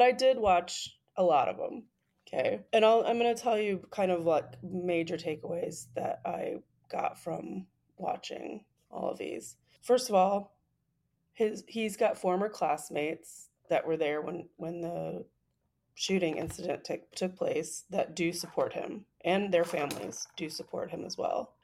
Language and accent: English; United States; as an American